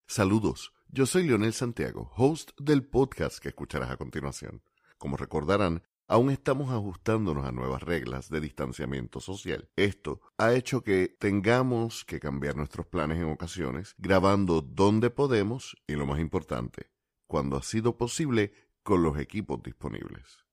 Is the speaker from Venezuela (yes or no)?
no; Puerto Rico; uno como puertorriqueño